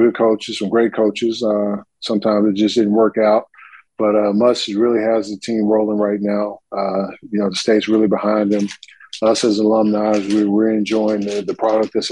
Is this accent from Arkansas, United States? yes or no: yes; Russellville, Arkansas, United States; Being from the state of Arkansas, a small town in Russellville, and having an opportunity to represent my state and my hometown